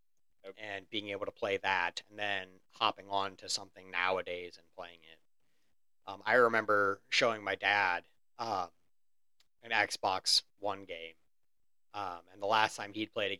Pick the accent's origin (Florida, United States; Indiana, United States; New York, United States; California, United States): Indiana, United States; we're from Indiana, not necessarily a place where one can go to get lobsters easily